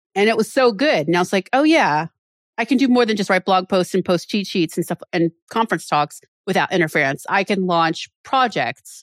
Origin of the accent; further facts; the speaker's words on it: Maryland, United States; moved away as an adult; also born or lived in Vienna, Austria / Philadelphia, Pennsylvania; now in Pennsylvania, United States; I'm from Maryland